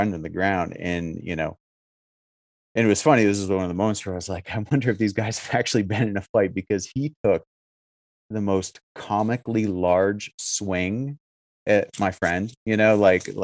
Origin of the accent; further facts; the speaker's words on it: Syracuse, New York, United States; I'm from Syracuse. So I grew up in a scene that was wildly different